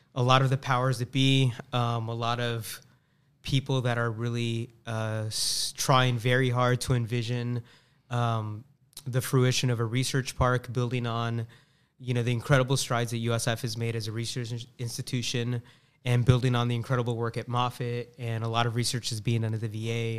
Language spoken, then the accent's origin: English; Tampa, Florida, United States; also born or lived in Boston; Born and raised in Tampa